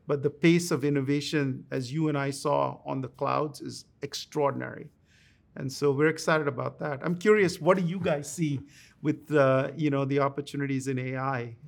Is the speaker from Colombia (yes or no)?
no; India; moved away as an adult; now in United States; I grew up in India